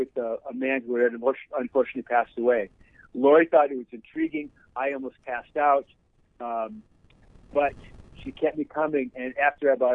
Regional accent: Eden Prairie, Minnesota, United States; I grew up in a little town south of Minneapolis called Eden Prairie, which was a rural farming town.

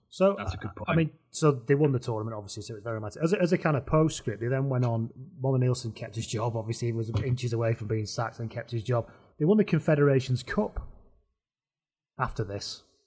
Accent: the north of England, United Kingdom; I'm an on brand Northerner

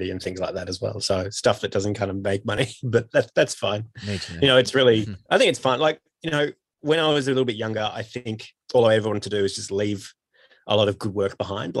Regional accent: Australia; born or raised there; moved away as an adult

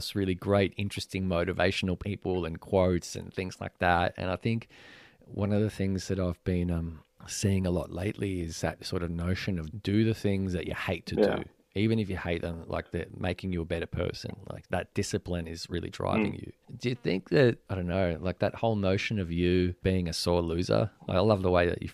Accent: Venezuela; moved away; Venezuela, which is my home country

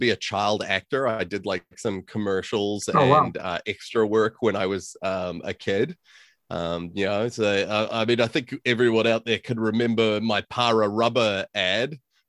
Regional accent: New Zealand; moved away as an adult; also born or lived in California / Chicago; now in Auckland, New Zealand; Yeah, so I was born in California to New Zealand parents. Both my parents grew up in New Zealand and lived all of their youth in New Zealand. I moved to New Zealand when I was about 4 years old, and then I moved to Chicago when I was 28.

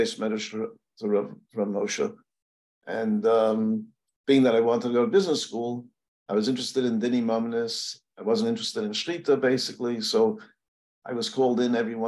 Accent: New York City, New York, United States; I grew up in Williamsburg, not Virginia, Williamsburg, Brooklyn

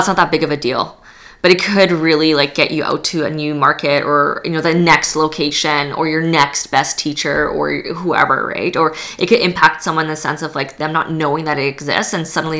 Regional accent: Edmonton, Alberta, Canada; also born or lived in Poland; I'm not from here originally. I was born in Poland. I grew up in Edmonton

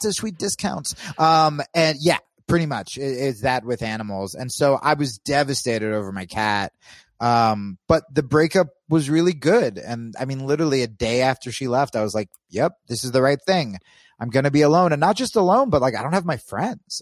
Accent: New Jersey, United States; moved away as an adult; also born or lived in New York / Los Angeles; I grew up in Jersey

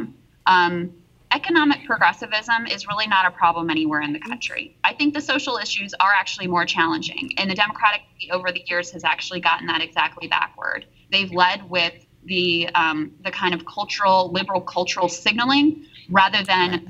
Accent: rural Virginia, United States; also born or lived in East Liverpool, Ohio; I still live in my hometown in rural Virginia where there is really no broadband access. You know, I grew up in Red America

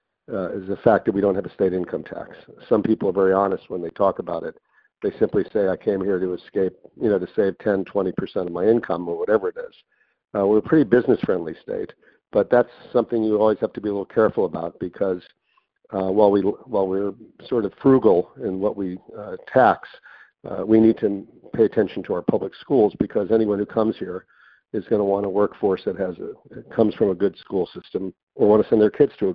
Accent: Miami Beach, Florida, United States; Starwood is opening up its headquarters in my hometown

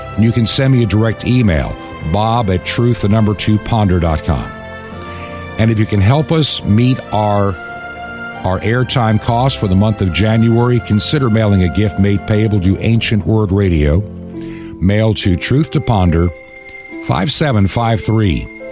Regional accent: Long Island, New York, United States; growing up on Long Island in New York

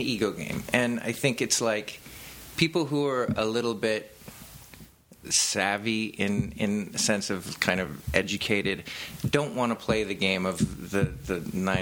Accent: Huntington Beach, California, United States; also born or lived in Hollywood; I grew up in Huntington Beach

